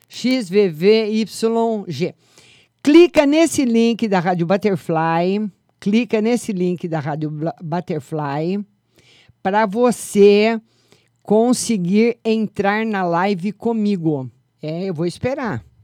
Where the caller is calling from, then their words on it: São Luís, Maranhão, Brazil; Falo de São Luís do Maranhão, amor.